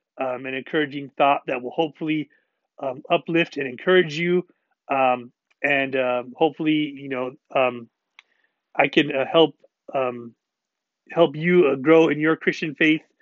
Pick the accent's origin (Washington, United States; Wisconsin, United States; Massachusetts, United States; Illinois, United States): Washington, United States; I'm from Washington State